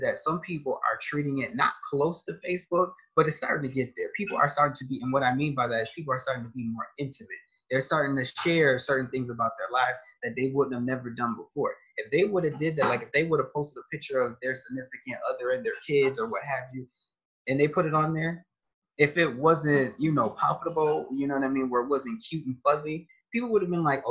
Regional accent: Rochester, New York, United States; now in Ohio, United States; I'm from Rochester, New York.

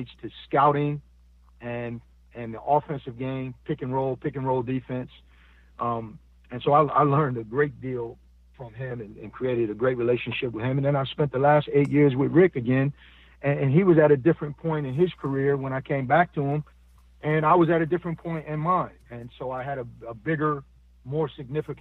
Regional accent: Buffalo, New York, United States; moved away; I'm from Buffalo, New York

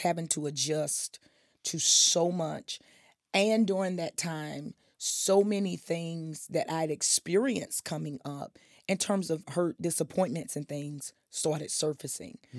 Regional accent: Wilson, North Carolina, United States; I was born in Wilson proudly.

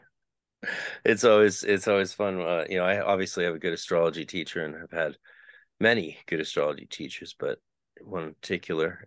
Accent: Canada; I'm Canadian

